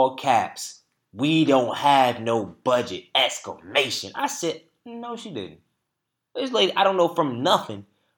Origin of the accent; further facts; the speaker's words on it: Durham, North Carolina, United States; We in my hometown, Bull City.